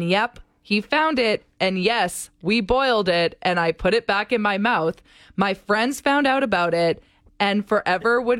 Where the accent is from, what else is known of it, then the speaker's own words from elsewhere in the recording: St. Albert, Alberta, Canada; I grew up in St. Albert